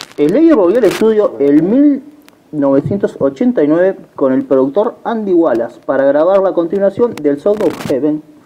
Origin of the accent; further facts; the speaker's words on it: Uruguay; somos uruguayos